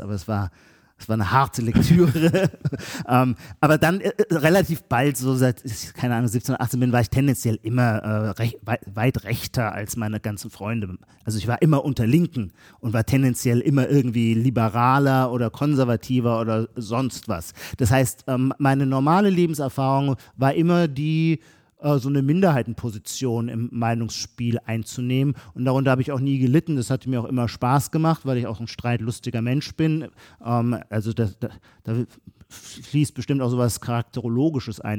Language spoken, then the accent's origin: German; Heidelberg, Baden-Württemberg, Germany; accent: Palatine (Kurpfälzisch); bei mir, wo ich herkomme, in, der, in Heidelberg, in der Kurpfalz, unser Pfälzisch ist das Gegenteil